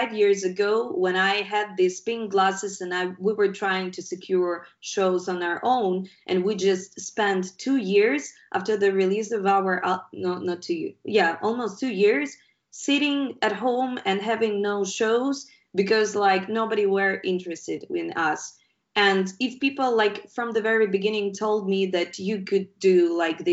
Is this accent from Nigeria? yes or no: no; Ukraine; we're guys from Ukraine. It's not a rich country.